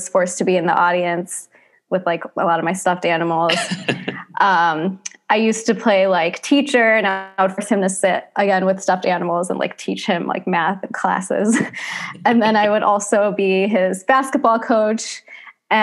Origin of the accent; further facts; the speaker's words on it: Pontiac, Michigan, United States; I was born in Pontiac, Michigan